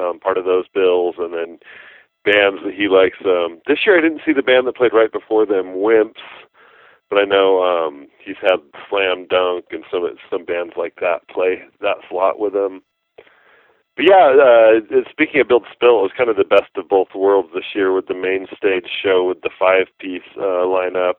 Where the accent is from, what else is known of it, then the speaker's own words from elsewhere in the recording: Lewiston, Idaho, United States; also born or lived in Montana; now in Boise, United States; I grew up in Lewiston, Idaho